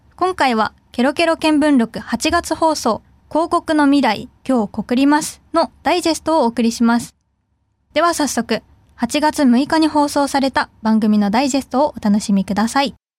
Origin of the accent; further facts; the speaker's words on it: Fukuoka, Japan; 私はあの福岡出身で、まあ、在住